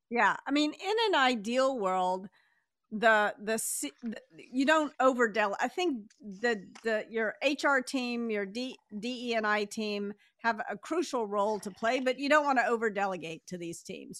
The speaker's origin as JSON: {"language": "English", "region": "the South", "country": "United States", "tie": "born or raised there", "said": "relatively easy for me to say \"you all\" because I was raised in the South"}